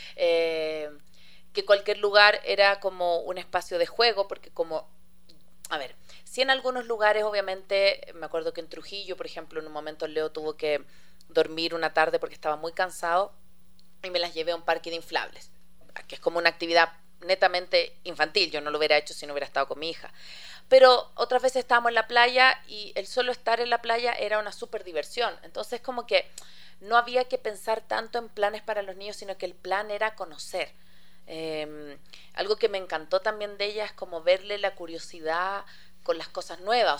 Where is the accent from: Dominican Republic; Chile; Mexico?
Chile; now in Ecuador; yo soy chilena, tengo mi familia allá